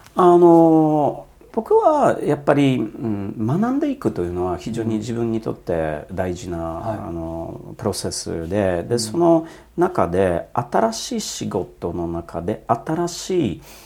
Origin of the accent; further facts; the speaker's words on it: Poland; Japanese is a second language; also born or lived in Germany / Netherlands / United States; now in Japan; 僕生まれたのは、まあ、ポーランドの共産主義の時の、うんえー、時代でで非常にちっちゃい村で生まれ育って